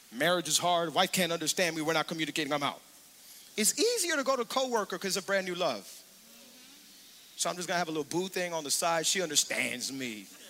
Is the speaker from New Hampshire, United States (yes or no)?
no; Hialeah, Florida, United States; when we were younger, growing up in Hialeah